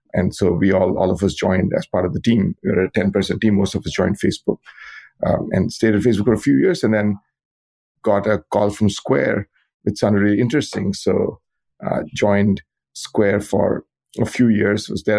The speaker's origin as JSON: {"language": "English", "country": "India", "tie": "born or raised there", "moved": "as an adult", "lives_now": "United States", "said": "So I grew up in India, where I got a bachelor's degree in computer science. Like many people, I came to the U.S. to get to go to graduate school."}